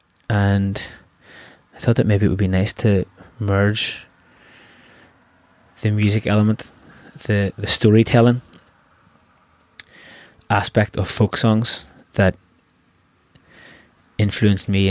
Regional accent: Belfast, Northern Ireland, United Kingdom; moved away as an adult; also born or lived in Limerick; I'm from Belfast, and I value the people that that I grew up

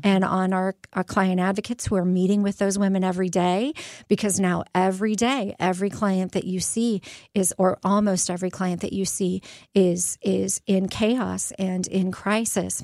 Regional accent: Phoenix, Arizona, United States; now in Quad Cities, United States; I'm from Phoenix

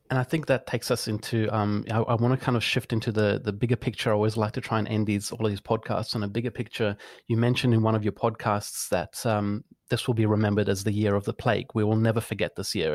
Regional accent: Florence, Tuscany, Italy; now in Australia; my hometown of Florence

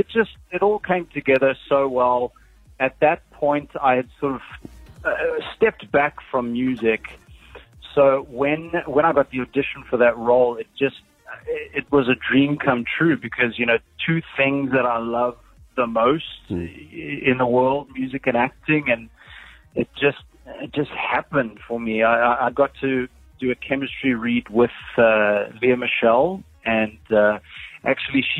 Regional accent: South Africa; accent: South African; also born or lived in Australia; now in California, United States; I grew up in South Africa

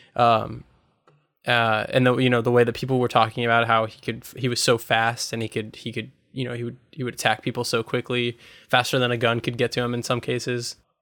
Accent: United States; as an American

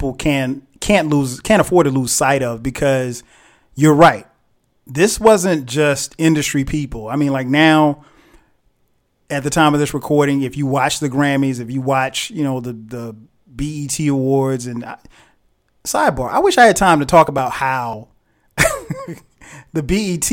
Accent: the South, United States; I'm from the South.

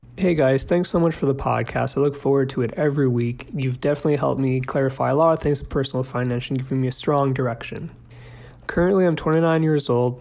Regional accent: Central California, United States; I'm from Central California

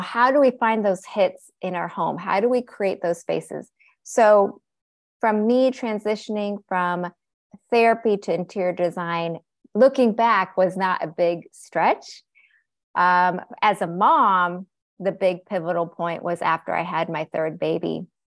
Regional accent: Seattle, Washington, United States; I was born here, born and raised in Seattle, Washington

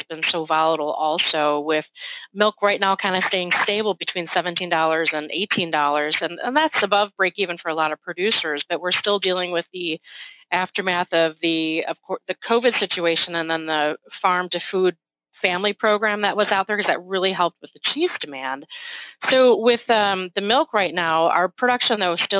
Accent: Cambridge, Wisconsin, United States; I grew up in Cambridge, Wisconsin, just outside of Madison, and it's a rural community

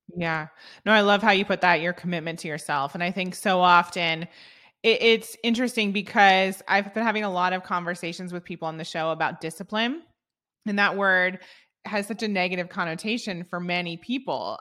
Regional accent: Ohio, United States; I'm from the Midwest as well. I'm from Ohio. I grew up with entrepreneurs all around me

